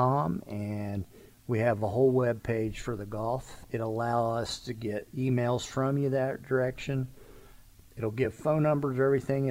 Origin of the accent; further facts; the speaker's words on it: Florida, United States; moved away; I grew up in Florida.